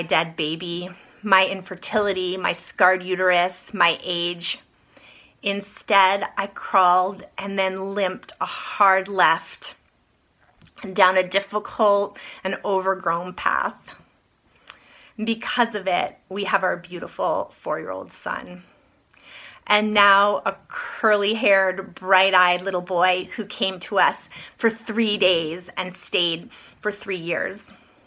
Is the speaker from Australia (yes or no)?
no; East Coast, United States; moved away; I grew up on the East Coast.